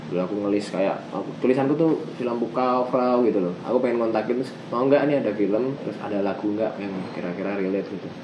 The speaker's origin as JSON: {"language": "Indonesian", "town": "Yogyakarta", "region": "Special Region of Yogyakarta", "country": "Indonesia", "tie": "born or raised there", "also_born_or_lived": "Jakarta", "moved": "as an adult", "lives_now": "Bogor, Indonesia", "said": "aku orang Jogja yang lahir dan sampai ke di Jogja"}